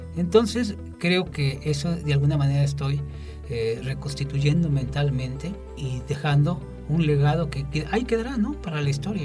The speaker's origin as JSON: {"language": "Spanish", "town": "Xalapa", "region": "Veracruz", "country": "Mexico", "tie": "born or raised there", "said": "Cojalapa, mi ciudad natal"}